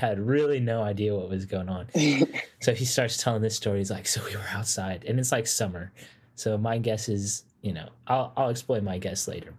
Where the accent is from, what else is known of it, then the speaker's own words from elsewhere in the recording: Nashville, Tennessee, United States; I am from Nashville area, currently attending the Middle Tennessee State University.